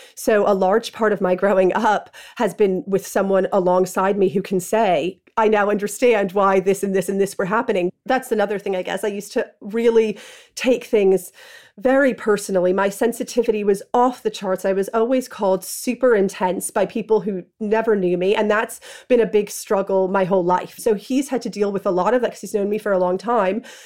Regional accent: New York, United States; moved away as an adult; now in London, United Kingdom; Growing up in New York and being in high school in the nineties

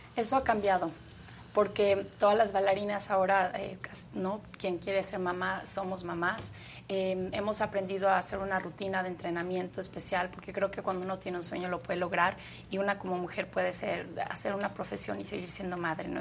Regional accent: Mexico; en mi país

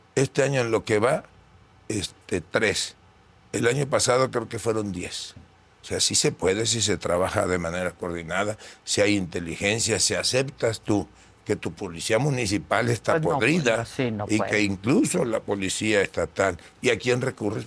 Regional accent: Tabasco, Mexico; Allá en Tabasco dicen

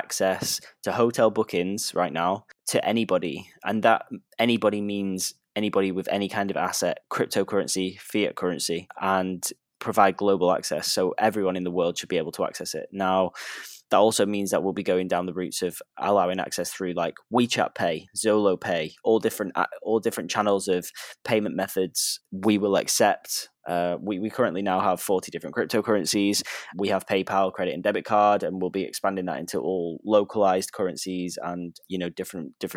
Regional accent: United Kingdom; now in Vietnam; I'm actually British.

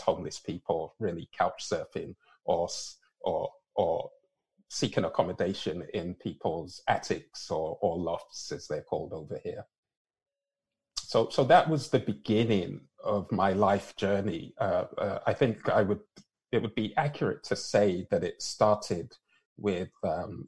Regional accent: London, United Kingdom; also born or lived in Lagos, Nigeria; now in Canada; I was born and raised in London, England.

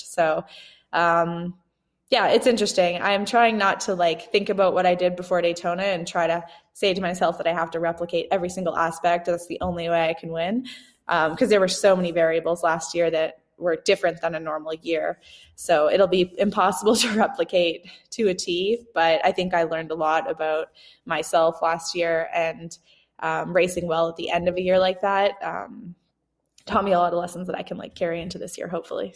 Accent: Canada; now in Bend, United States; growing up in Canada, I like winter

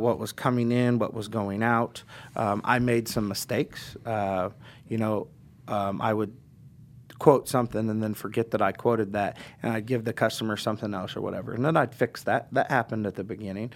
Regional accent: Indianapolis, Indiana, United States; also born or lived in Florida; I was born in Indianapolis and I was raised in Indianapolis

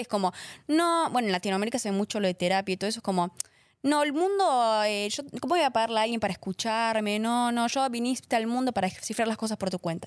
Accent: Argentina; moved away; estaba en Argentina

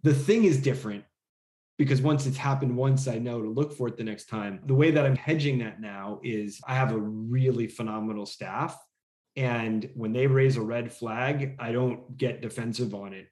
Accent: outside of New York City, United States; also born or lived in Los Angeles / San Francisco; now in Austin, United States; I grew up in outside of New York City and I lived in LA and San Francisco

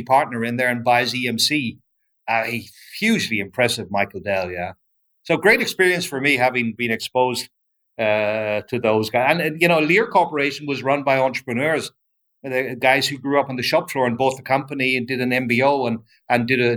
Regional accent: Ireland; moved away

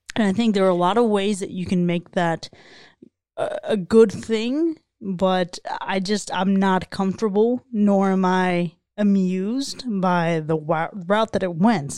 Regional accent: South Florida, United States; growing up in South Florida

